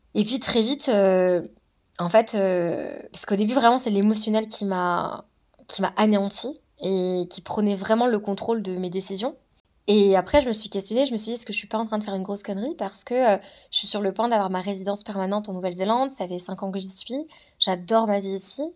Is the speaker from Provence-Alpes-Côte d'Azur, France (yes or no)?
no; Savoie, Auvergne-Rhône-Alpes, France; moved away as an adult; also born or lived in New Zealand; je viens de la Savoie, c'est juste magnifique.